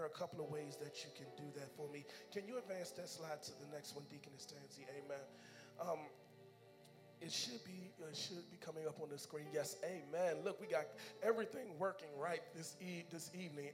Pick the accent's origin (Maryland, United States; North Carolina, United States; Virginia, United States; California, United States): Maryland, United States; Kentland; I grew up in Kentland